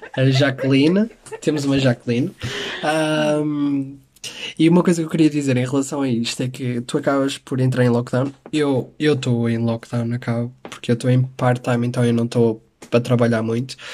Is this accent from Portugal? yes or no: yes; Porto, Norte, Portugal; eu sou um tripeiro, porque eu sou do Porto